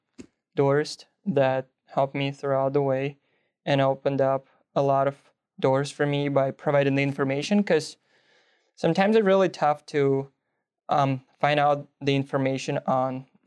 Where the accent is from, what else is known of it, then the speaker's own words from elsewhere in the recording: Belarus; first language Russian; English is a second language; moved away; I speak, obviously, my hometown language, Belarusian.